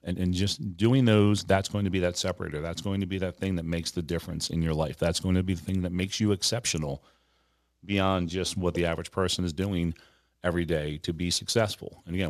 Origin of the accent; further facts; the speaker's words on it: Philadelphia, Pennsylvania, United States; Now I'm from Philadelphia, that, you know, Rocky is one of our patron saints.